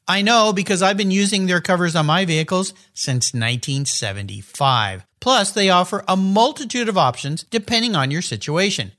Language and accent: English; San Diego, California, United States; moved away; having grown up in San Diego